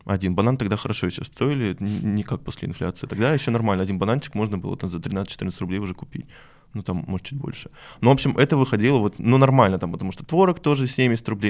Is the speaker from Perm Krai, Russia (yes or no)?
yes; Perm, Perm Krai, Russia; я из Перми